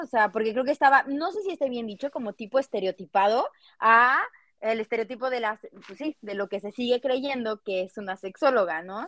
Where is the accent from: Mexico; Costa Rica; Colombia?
Mexico; Cuernavaca, Morelos; yo soy de Cuernavaca